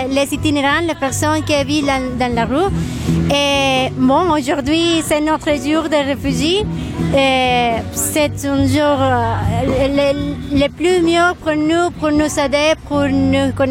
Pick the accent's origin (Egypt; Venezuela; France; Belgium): Venezuela; French is a second language; moved away as an adult; now in Montreal, Canada; je viens de Venezuela et je suis ici depuis euh, il y a six mois.